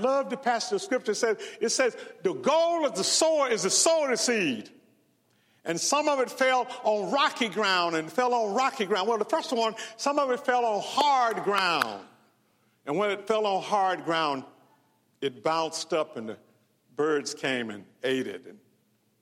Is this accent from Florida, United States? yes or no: no; Mendenhall, Mississippi, United States; I grew up in Mississippi. Graduated from high school in Mendenhall